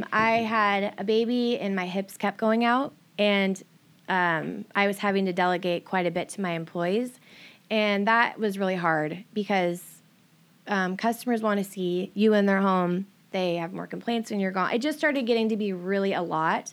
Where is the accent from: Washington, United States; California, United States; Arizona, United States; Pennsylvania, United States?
Washington, United States; Everett area; I started, um, in Everett area and then, like, Stevens, but most of my growing up since I was about fourteen was here.